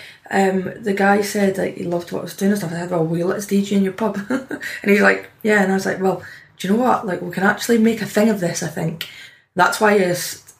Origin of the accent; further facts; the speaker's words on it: Dundee, Scotland, United Kingdom; accent: Scottish; Dundee, in my hometown.